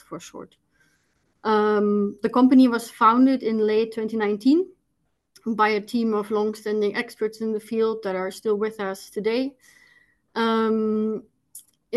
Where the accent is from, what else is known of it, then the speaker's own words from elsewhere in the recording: Germany; moved away as an adult; now in Netherlands; born and raised in Germany